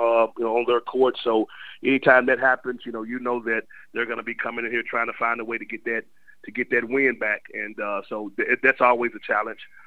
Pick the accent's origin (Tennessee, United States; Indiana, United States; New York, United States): Tennessee, United States; Memphis; moved away; I'm born and raised in Memphis, Tennessee